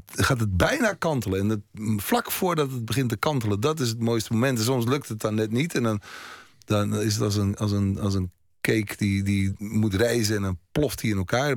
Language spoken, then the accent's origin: Dutch; Haarlem, North Holland, Netherlands; Haarlem, dat is mijn, mijn geboortestad